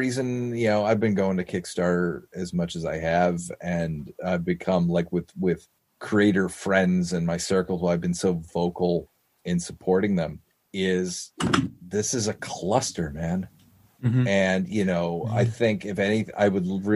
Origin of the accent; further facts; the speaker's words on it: Malden, Massachusetts, United States; the Malden store, which is in my hometown